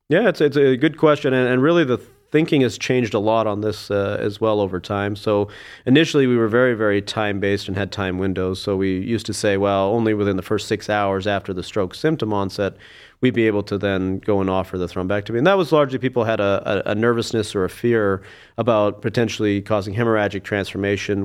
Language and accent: English; Saskatoon, Saskatchewan, Canada; moved away as an adult; also born or lived in Alberta; now in Cleveland, United States; I was born in Saskatoon, Saskatchewan, and, uh, grew up there.